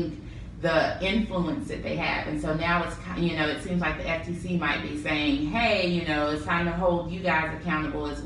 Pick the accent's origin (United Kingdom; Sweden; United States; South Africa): United States; Memphis, Tennessee; moved away as an adult; also born or lived in Nashville, Tennessee / Durham, North Carolina; I'm from Memphis.